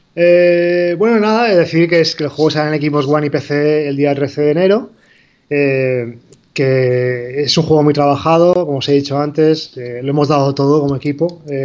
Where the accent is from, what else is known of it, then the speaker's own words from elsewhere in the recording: Spain; moved away as an adult; somos de aquí. Bueno, somos un equipo español.